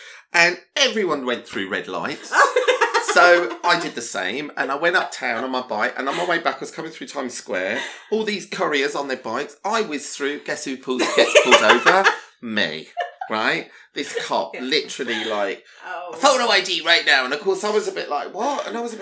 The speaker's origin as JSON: {"language": "English", "country": "United Kingdom", "said": "I'm British"}